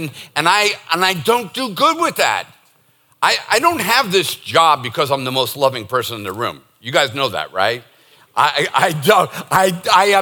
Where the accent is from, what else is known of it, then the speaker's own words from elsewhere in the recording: Boston, Massachusetts, United States; moved away; I'm from Boston